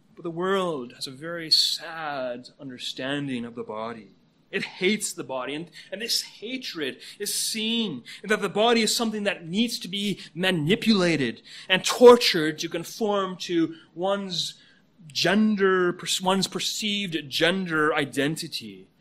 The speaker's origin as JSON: {"language": "English", "country": "Canada", "moved": "as an adult", "lives_now": "United States", "said": "Canada is my home country"}